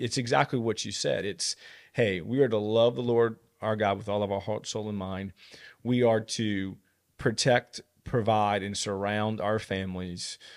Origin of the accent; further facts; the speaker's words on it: United States; I'm an American